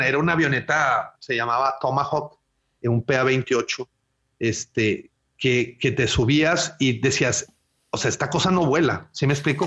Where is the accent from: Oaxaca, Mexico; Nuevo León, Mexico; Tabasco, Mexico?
Nuevo León, Mexico; Monterrey; yo nací en, Monterrey eh, en, los, en el año 1980, eh, aquí, aquí mismo en Monterrey, y tengo toda mi infancia, eh, pues aquí